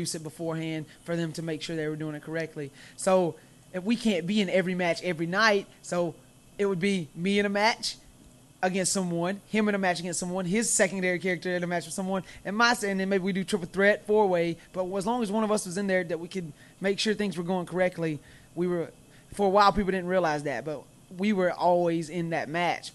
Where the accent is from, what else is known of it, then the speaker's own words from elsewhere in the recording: the South, United States; accent: Southern twang; where I'm from the South, and, of course, I have a Southern twang to my voice